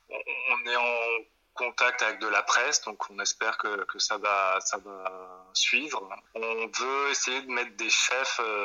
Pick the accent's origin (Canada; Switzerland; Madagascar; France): France; Toulouse, Occitania; now in Belgium; moi, d'abord, je viens de Toulouse, donc euh, on est quand même dans une région qui est assez chouette